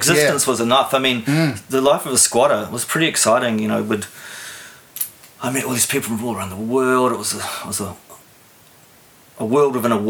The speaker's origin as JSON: {"language": "English", "town": "Stokes Valley", "region": "Wellington", "country": "New Zealand", "tie": "born or raised there", "also_born_or_lived": "Auckland / Gisborne / Hamilton", "said": "As a child, we moved around a lot. We lived in Gisborne, we lived in Hamilton. I was born in Auckland. We made it to the Hutt Valley in the mid-70s. My mother came from here."}